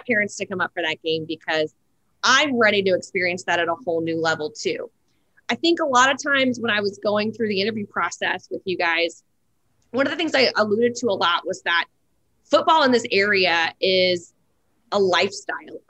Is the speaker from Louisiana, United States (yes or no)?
yes; New Orleans, Louisiana, United States; moved away; also born or lived in Nashville; I'm from New Orleans, Louisiana, where football is our second religion